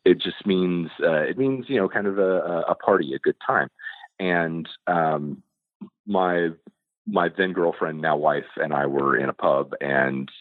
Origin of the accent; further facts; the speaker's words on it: United States; I'm an American